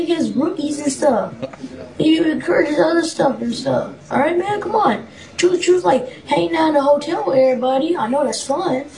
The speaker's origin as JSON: {"language": "English", "town": "Portland", "region": "Oregon", "country": "United States", "said": "I'm from Portland, Oregon"}